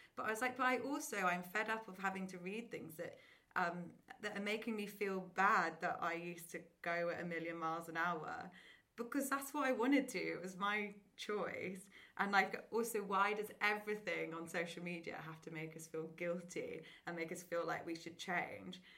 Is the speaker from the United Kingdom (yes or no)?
yes; Oxford, South East England, United Kingdom; moved away as an adult; now in London, United Kingdom; I grew up in Oxford, went to like a nice normal state school